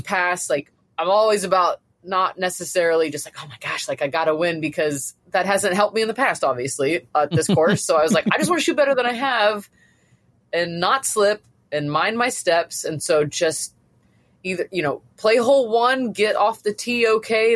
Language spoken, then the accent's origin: English; Florida, United States; I've, I've lived in Florida, I'm from Florida